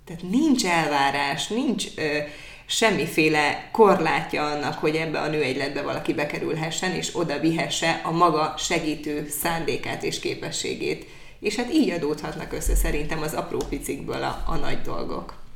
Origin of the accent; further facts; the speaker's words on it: Hajdúdorog, Hajdú-Bihar, Hungary; now in Debrecen, Hungary; én hajdudorok szélén nőttem föl